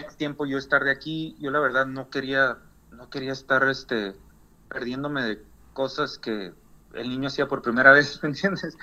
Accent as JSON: {"language": "Spanish", "region": "northern Mexico", "country": "Mexico", "moved": "yes", "lives_now": "United States", "said": "porque soy ciudadano mexicano, tenía que comprobarle a ellos que yo era mexicano y estaba volando a mi país"}